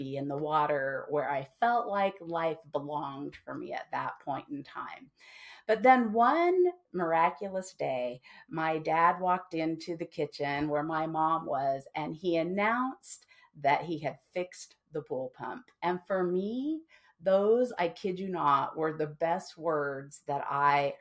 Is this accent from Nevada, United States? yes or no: yes; Henderson, Nevada, United States; I grew up in Henderson, Nevada, which is the city just next to Las Vegas